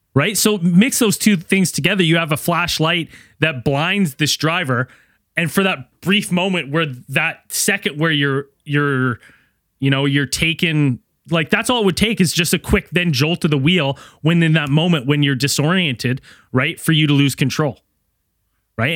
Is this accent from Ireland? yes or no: no; Canada; my hometown